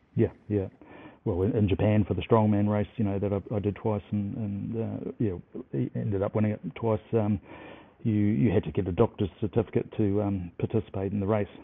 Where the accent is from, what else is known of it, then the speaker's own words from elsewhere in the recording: New Zealand; as a Kiwi